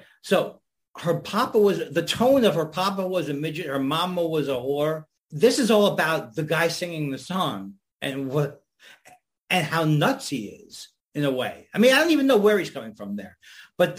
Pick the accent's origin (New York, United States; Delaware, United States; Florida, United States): New York, United States; I grew up in New York.